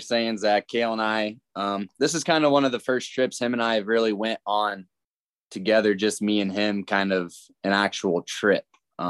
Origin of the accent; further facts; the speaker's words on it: Burwell, Nebraska, United States; moved away as an adult; now in West Point, United States; I'm from Burwell, Nebraska originally. I currently live in West Point, Nebraska with my wife.